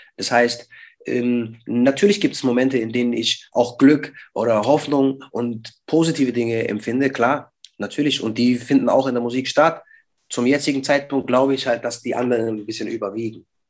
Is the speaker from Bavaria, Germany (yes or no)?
yes; Schweinfurt, Bavaria, Germany; wir sind keine Bayern, Bruder, wir sind Franken